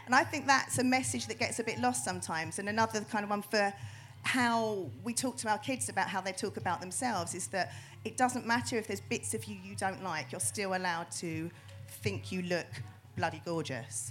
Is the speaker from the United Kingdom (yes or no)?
yes; United Kingdom; we're very, very British.